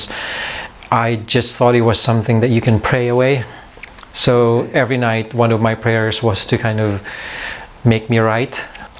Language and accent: English; Philippines; born or raised there; moved away as an adult; also born or lived in Manila